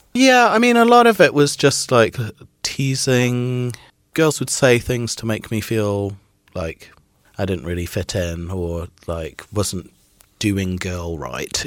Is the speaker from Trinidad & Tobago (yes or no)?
yes; Trinidad & Tobago; moved away; also born or lived in Midlands, United Kingdom; I was born in the Midlands in, in the UK, and then when I was about four, we moved to Trinidad in the West Indies, which is where my father's from